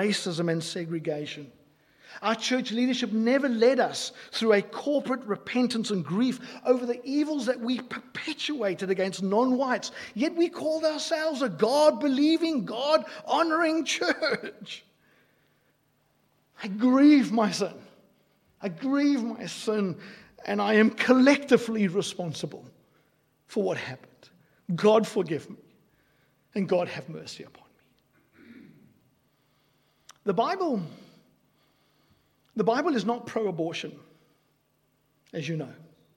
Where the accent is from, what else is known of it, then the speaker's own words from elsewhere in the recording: South Africa; I grew up in South Africa. I grew up in apartheid South Africa.